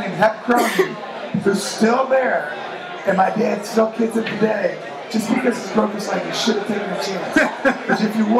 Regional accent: Cincinnati, Ohio, United States; also born or lived in Lakewood, Ohio; I was born in Cleveland, but I moved to Cincinnati, Ohio when I was 6 years old.

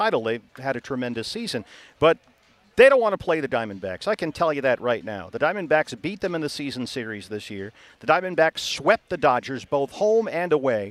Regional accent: Boston, Massachusetts, United States; moved away as an adult; also born or lived in Atlanta / Bristol / Arizona; now in Phoenix, United States; I grew up in Boston, which is a tremendous sports town

